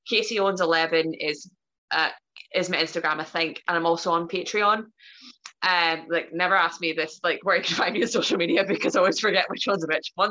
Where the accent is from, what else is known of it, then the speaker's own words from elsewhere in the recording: Ireland; I'm Irish, so I, I, I, just like I'll talk for days, so you have to cut me off at some point.